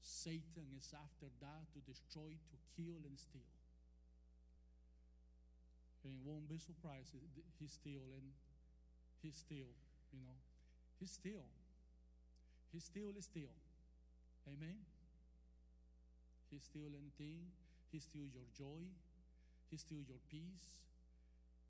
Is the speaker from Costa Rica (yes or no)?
yes; Costa Rica; English is a second language; now in Texas, United States; I'm from Costa Rica. And from Texas